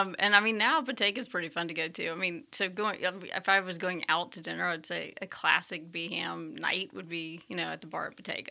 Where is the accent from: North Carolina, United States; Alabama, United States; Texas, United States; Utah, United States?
Alabama, United States; Birmingham; moved away; also born or lived in Washington, D.C.; I was born in Birmingham, Alabama, at Saint Vincent's